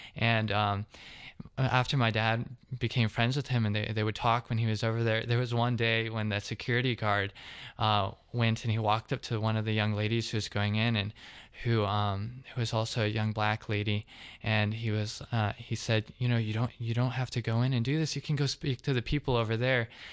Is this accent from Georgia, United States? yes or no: yes; Covington, Georgia, United States; I'm from actually the Atlanta area. I'm South Atlantic, Covington